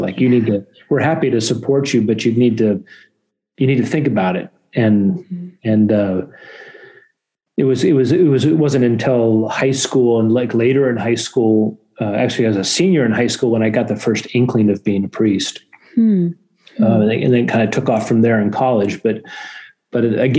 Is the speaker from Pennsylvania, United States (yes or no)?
no; Corvallis, Oregon, United States; also born or lived in San Diego; I grew up in Corvallis.